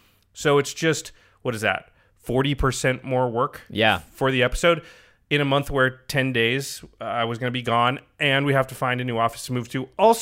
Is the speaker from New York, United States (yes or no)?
no; Portland, Oregon, United States; moved away; I grew up in Portland, and Trailblazers fans hate the Lakers. Like, we're born and raised that way.